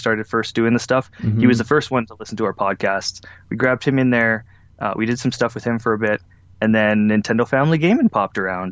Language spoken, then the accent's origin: English; Alberta, Canada; I'm from Alberta.